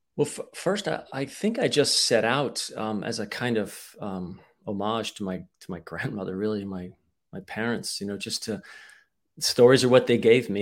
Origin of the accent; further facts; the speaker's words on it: United States; also born or lived in Bratislava, Slovakia; I'm entirely American